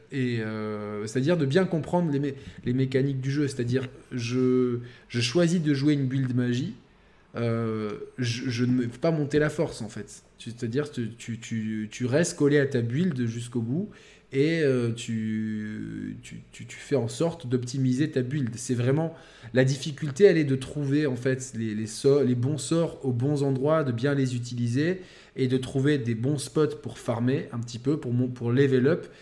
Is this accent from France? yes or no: yes; southern France, France; nous, dans le sud, les sudistes, on peut pas parler normalement.